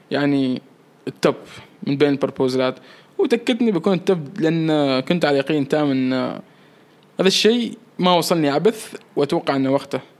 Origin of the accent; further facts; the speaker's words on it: Oman; عندي صور احلى باللبس الكاجوال بس فضلت اني احط صوره دشداشه كوني عماني